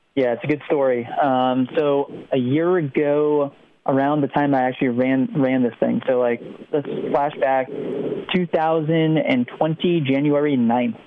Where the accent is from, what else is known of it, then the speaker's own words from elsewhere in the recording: New Jersey, United States; moved away as an adult; also born or lived in Oklahoma / upstate New York; I grew up right on the Delaware Canal uh, towpath